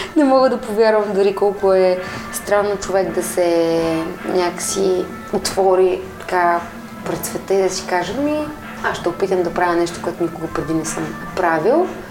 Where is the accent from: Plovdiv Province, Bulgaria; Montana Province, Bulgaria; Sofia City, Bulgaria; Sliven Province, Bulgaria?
Plovdiv Province, Bulgaria; Plovdiv; now in Sofia, Bulgaria; В Пловдив, моя роден град